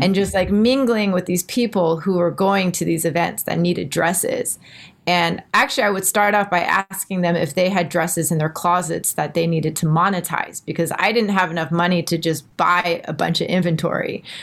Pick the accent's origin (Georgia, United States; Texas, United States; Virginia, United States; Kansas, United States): Texas, United States; moved away as an adult; now in Singapore; I'm from Texas, all the proms and homecomings